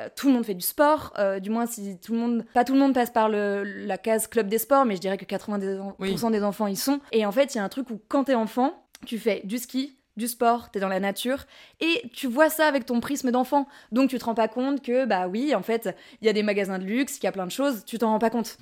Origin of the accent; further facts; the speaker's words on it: Courchevel, Auvergne-Rhône-Alpes, France; moved away as an adult; also born or lived in Albertville; now in Paris, France; je suis née euh, à Albertville et j'ai grandi et vécu euh, born and raised à Courchevel